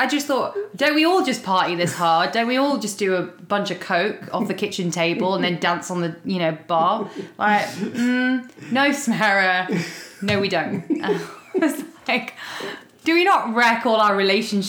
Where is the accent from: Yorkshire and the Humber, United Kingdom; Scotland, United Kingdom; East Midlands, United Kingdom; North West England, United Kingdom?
East Midlands, United Kingdom; Leicester; moved away as an adult; also born or lived in London; now in Dallas, United States; So I'm first generation born in England. I was born in Leicester in the East Midlands, which is right in the center of England.